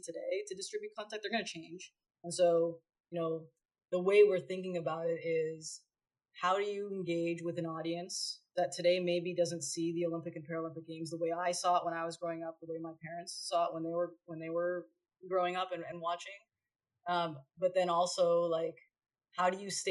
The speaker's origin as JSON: {"language": "English", "country": "Canada", "moved": "yes", "lives_now": "Los Angeles, United States"}